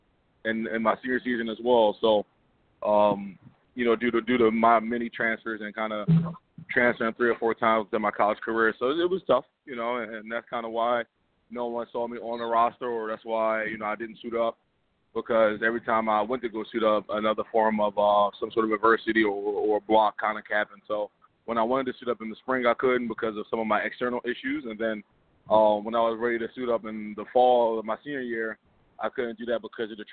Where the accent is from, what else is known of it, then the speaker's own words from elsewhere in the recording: Philadelphia, Pennsylvania, United States; I grew up loving the team. It's my hometown team